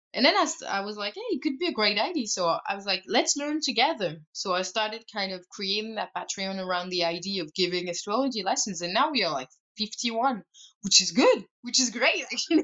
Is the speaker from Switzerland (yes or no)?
yes; Switzerland; I come from Switzerland, you know, so you're surrounded by nature